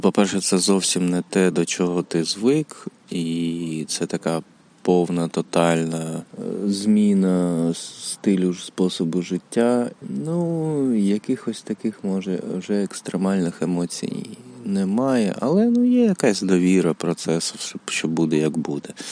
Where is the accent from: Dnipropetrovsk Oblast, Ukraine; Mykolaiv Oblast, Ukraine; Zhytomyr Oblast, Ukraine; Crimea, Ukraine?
Mykolaiv Oblast, Ukraine; Mykolaiv; moved away as an adult; also born or lived in Kyiv; Народився в місті Миколаєві у 2002-му, поступив в університет, переїхав в Київ, з тих пір жив в Києві